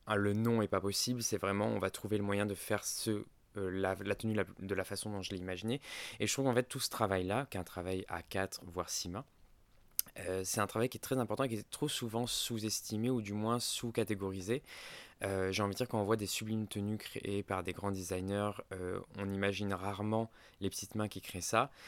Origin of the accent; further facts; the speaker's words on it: Ardèche, Auvergne-Rhône-Alpes, France; J'ai grandi en Ardèche